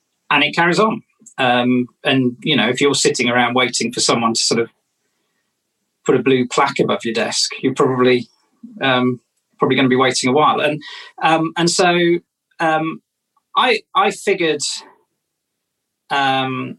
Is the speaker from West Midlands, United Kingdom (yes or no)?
yes; Wellington, West Midlands, United Kingdom; moved away; also born or lived in London; I'm from Wellington